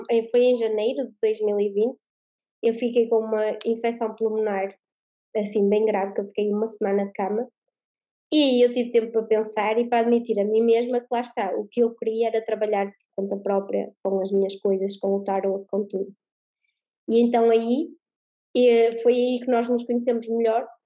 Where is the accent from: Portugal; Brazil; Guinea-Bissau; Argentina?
Portugal; Eu sou da Terrinha, não é? Então aqui eh, tinha sempre pessoas que queriam o presencial, não é?